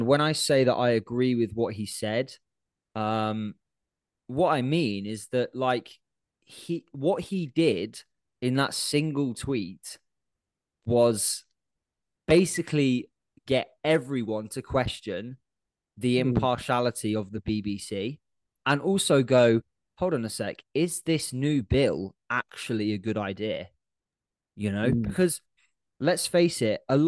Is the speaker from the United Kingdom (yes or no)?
yes; United Kingdom; being British